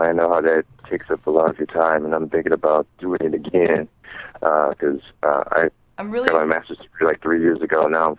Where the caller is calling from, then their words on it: Illinois, United States; from Illinois.